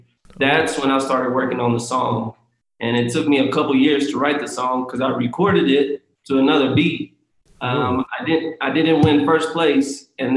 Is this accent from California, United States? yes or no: no; Kansas, United States; now in Los Angeles, United States; I moved to LA. Yeah. I'm from Kansas originally, but I moved to LA and I wanted to act.